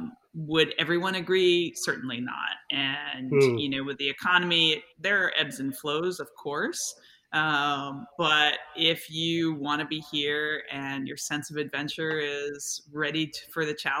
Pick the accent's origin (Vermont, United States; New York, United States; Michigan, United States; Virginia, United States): Vermont, United States; northern; moved away as an adult; now in Alaska, United States; So I grew up in northern Vermont on a farm, and we moved to Alaska. What did we decide, Peter? 2016.